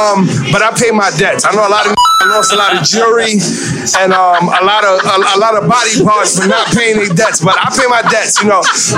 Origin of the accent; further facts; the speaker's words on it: New York, United States; I'm from the Bronx, so I'm by default a Knicks fan.